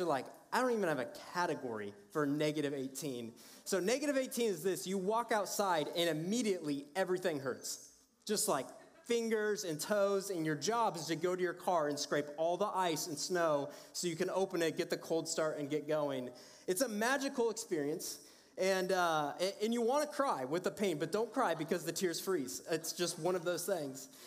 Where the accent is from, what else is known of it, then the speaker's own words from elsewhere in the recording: Cedar Falls, Iowa, United States; I was born and raised in Iowa